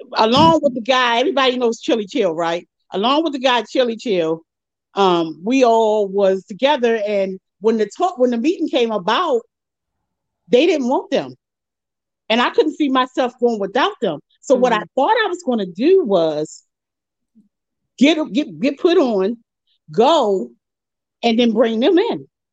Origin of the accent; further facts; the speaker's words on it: Baltimore, Maryland, United States; moved away; also born or lived in Virginia; I'm originally from Baltimore.